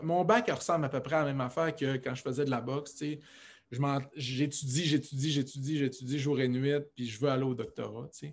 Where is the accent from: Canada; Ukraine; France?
Canada; Alma, Quebec; moved away; j'ai grandi à Alma, au Lac-Saint-Jean